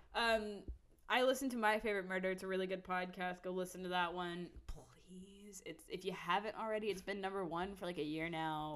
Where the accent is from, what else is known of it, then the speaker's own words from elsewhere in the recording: Odessa, Texas, United States; moved away as an adult; now in Austin, United States; I've been raised and born in Texas uh, my mm. whole life.